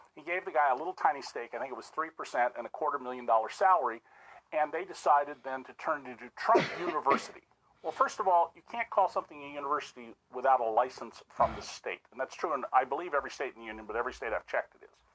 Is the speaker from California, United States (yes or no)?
yes; Santa Cruz, California, United States; also born or lived in San Francisco, California; Um, I was born in San Francisco. I consider home to be Santa Cruz, California